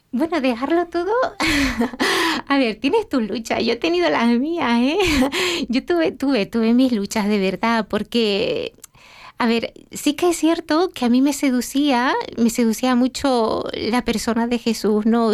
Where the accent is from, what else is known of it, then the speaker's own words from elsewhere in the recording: Gran Canaria, Canary Islands, Spain; Canaria, Canariona, de la isla de Gran Canaria.